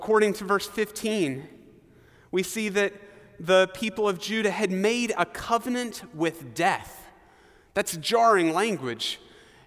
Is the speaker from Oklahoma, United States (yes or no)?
yes; Oklahoma, United States; I grew up in Oklahoma, and frequently in the springtime, we would hear tornado sirens.